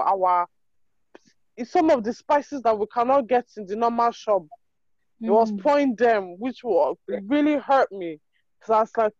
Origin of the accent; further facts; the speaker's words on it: Nigeria; we're Nigerian